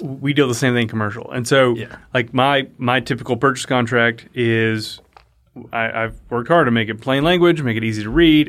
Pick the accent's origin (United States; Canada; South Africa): United States; Liberty County, Southeast Texas; also born or lived in Denton, Texas; I grew up in Southeast Texas in Liberty County between Houston and Beaumont